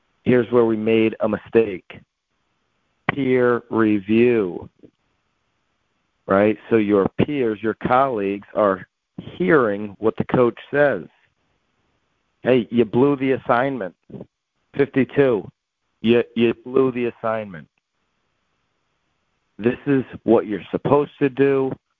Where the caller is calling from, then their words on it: Connecticut, United States; I'm calling in from Connecticut.